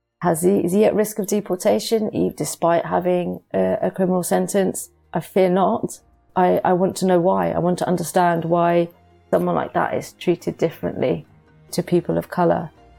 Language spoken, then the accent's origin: English; United Kingdom; born there; I'm born British, but I have Pakistani heritage through my parents.